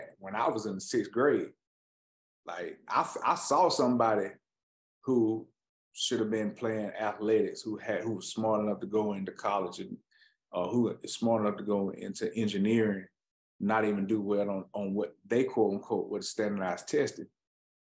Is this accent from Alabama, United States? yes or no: yes; Anniston, Alabama, United States; I'm from Anniston, Alabama.